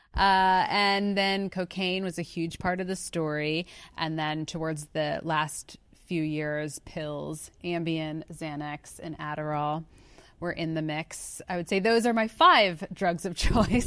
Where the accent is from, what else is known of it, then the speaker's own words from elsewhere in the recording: outside of Philadelphia, Pennsylvania, United States; I'm from outside of Philadelphia